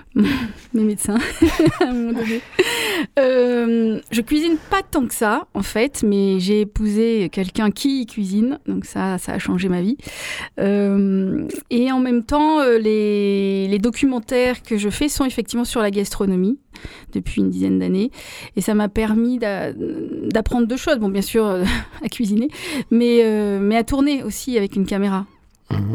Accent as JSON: {"language": "French", "town": "Marseille", "region": "Provence-Alpes-Côte d'Azur", "country": "France", "tie": "born or raised there", "moved": "as an adult", "lives_now": "London, United Kingdom", "said": "j'ai grandi à Marseille dans les années"}